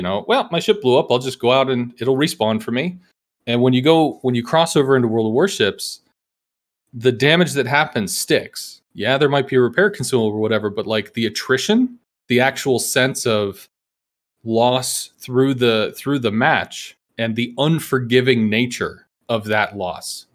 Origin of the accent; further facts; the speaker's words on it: Atlanta, Georgia, United States; now in Austin, Texas, United States; I happened to grow up in Atlanta